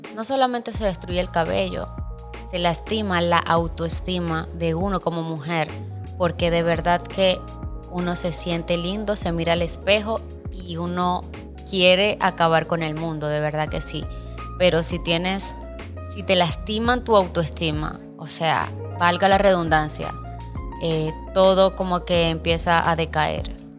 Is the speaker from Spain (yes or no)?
no; Venezuela; moved away as an adult; now in Dominican Republic; soy venezolana de sangre colombiana. Mis padres son colombianos, pero nacida en Venezuela.